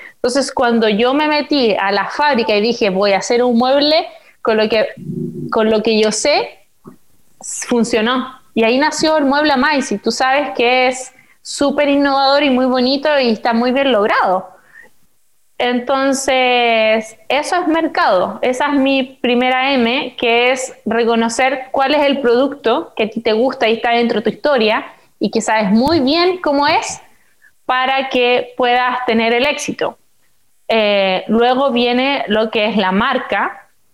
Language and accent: Spanish; Coronel, Biobío, Chile; moved away as an adult; also born or lived in China; si nosotros habíamos nacido en coronel